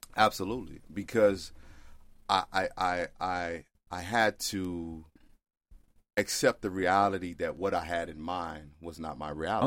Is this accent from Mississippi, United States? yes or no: yes; Mississippi, United States; moved away; also born or lived in Texas; I grew up in Mississippi.